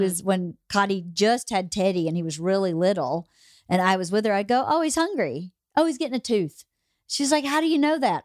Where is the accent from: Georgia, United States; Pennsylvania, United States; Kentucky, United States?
Georgia, United States; moved away; I was born and raised in Georgia